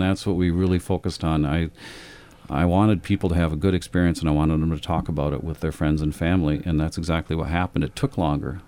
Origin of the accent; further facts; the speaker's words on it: Lansing, Michigan, United States; moved away; also born or lived in Amsterdam; I grew up in Michigan, um, in Lansing, Michigan